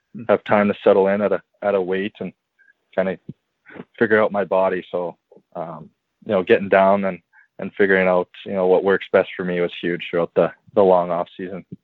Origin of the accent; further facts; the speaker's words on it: St. Albert, Alberta, Canada; born and raised in St. Albert